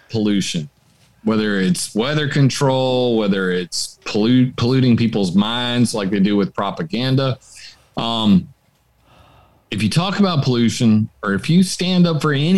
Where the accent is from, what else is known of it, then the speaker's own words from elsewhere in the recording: Sumter, South Carolina, United States; my hometown. Is 60% black people, Sumter, South Carolina